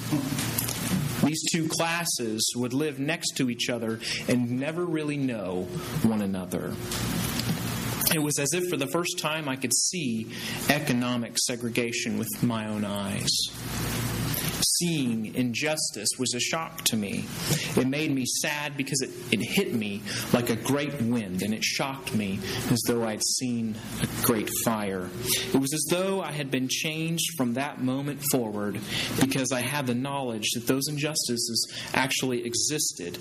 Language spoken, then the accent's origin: English; Kansas, United States; moved away as an adult; also born or lived in Waco, Texas / Temple, Texas / Louisiana; I'm from Kansas, and I went to Friends University in Wichita, Kansas